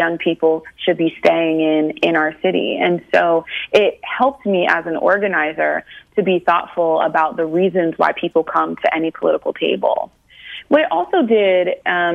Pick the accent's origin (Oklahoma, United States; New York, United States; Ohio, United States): Ohio, United States; growing up in Ohio